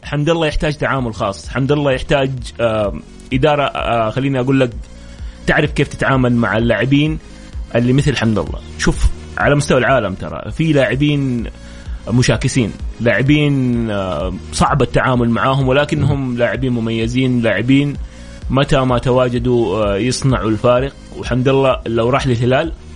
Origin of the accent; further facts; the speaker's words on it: Saudi Arabia; لنا احنا ك ك كسعوديين